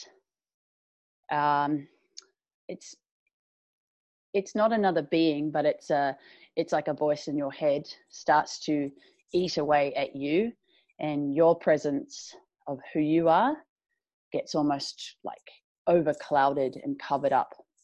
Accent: New Zealand; moved away; I'm from New Zealand originally. I grew up on a farm.

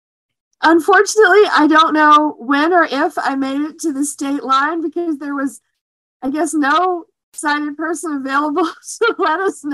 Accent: Georgia, United States; I'm from Georgia

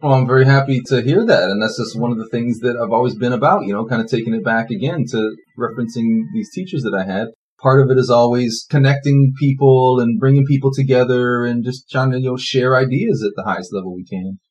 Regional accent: Toronto, Ontario, Canada; also born or lived in Scarborough; I've lived all over the Toronto area, but always in the Toronto area

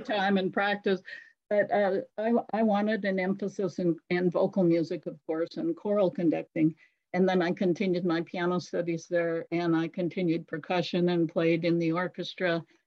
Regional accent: Great Falls, Montana, United States; moved away as an adult; also born or lived in Georgia; now in Owensboro, United States; I was born in Great Falls, Montana, and that's a really out of the way place.

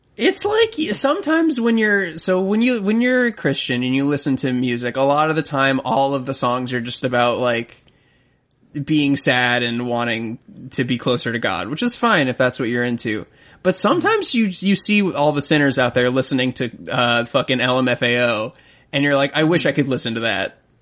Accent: Florida, United States; I'm also a Southern gentleman. I'm from Florida

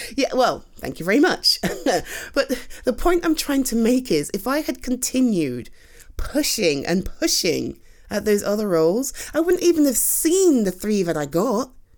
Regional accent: United Kingdom; I'm too British.

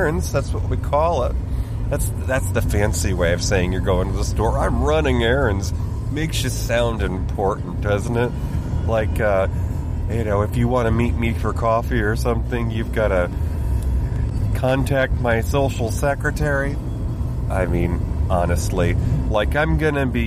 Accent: New York, United States; I am from New York State.

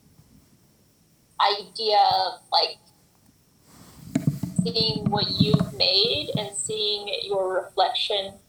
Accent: Utah, United States; I grew up in Utah, and if you know anything about Utah, very, like, LDS Mormon

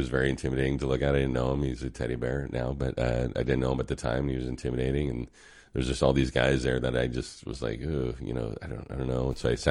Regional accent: California, United States; but I grew up in the South, mm-hmm, Bay, like Cupertino, San Jose area.

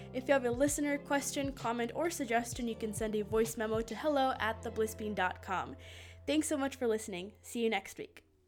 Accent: Madison, Wisconsin, United States; accent: Midwestern; also born or lived in Lithuania; It honestly has been a very nice place to grow up. I like Madison a lot

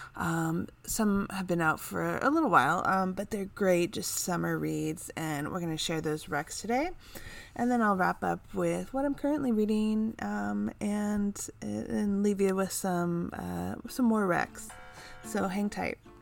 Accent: California, United States; here in my home state of California

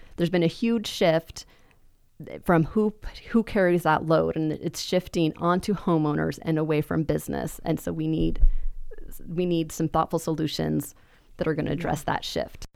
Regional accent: Boise, Idaho, United States; I was born in District nineteen

